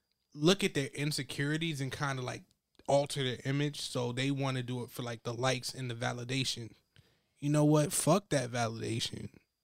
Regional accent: Ghana; so I'm from Ghana, West Africa, and I went there 3 years ago.

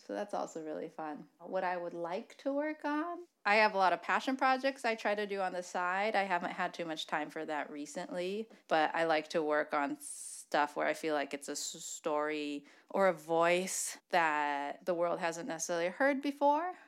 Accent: Michigan, United States; we're both from Michigan

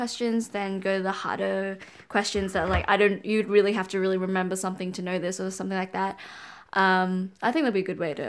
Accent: Auckland, New Zealand; also born or lived in Wellington; I grew up in Auckland, but I was born in...

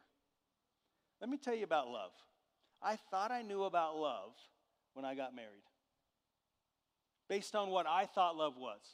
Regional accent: Southern California, United States; I grew up in Southern California, and the area that I grew up in had walnut trees

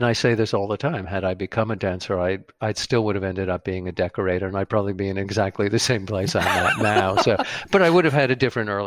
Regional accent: Great Neck, New York, United States; I went to schools in Great Neck straight through high school

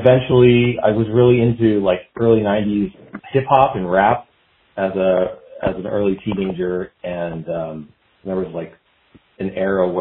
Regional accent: San Jose, California, United States; I grew up in the Bay Area in San Jose, California

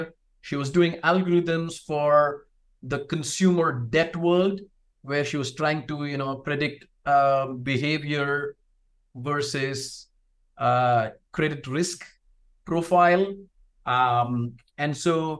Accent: South India, India; moved away; I'm from India originally, and South India to be specific

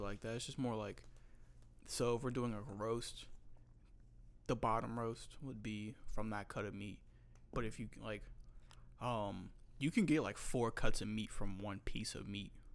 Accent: North Carolina, United States; I grew up in North Carolina

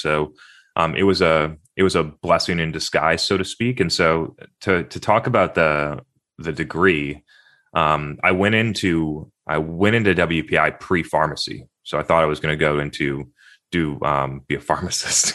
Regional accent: Brookline, New Hampshire, United States; also born or lived in Concord, Massachusetts; I was born in Concord, Massachusetts, but I grew up in, in New Hampshire.

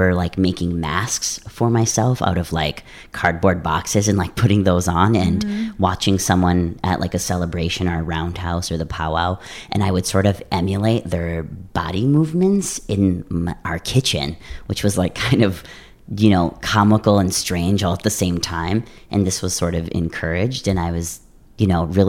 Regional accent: Madeline Island, northern Wisconsin, United States; I grew up in northern Wisconsin with the Anishinaabe people there in Madeline Island. So I grew up there

